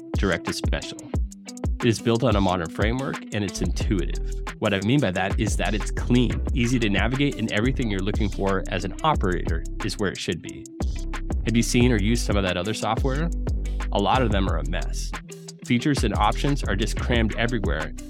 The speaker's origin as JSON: {"language": "English", "region": "New England", "country": "United States", "tie": "born or raised there", "said": "I grew up in New England"}